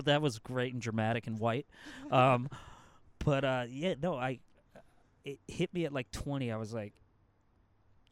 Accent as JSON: {"language": "English", "region": "New England", "country": "United States", "tie": "born or raised there", "moved": "yes", "said": "growing up in New England"}